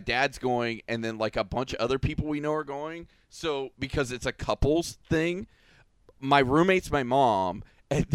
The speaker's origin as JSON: {"language": "English", "country": "United States", "said": "I'm a redneck from Polk County"}